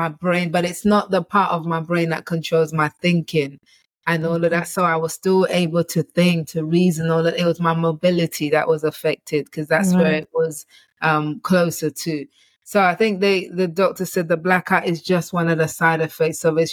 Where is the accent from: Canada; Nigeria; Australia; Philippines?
Nigeria; I'm Nigerian